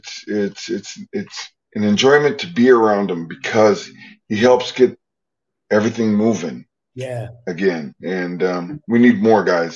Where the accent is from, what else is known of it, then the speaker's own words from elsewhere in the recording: North Dakota, United States; also born or lived in Missouri; I'm born in Missouri, but raised in North Dakota.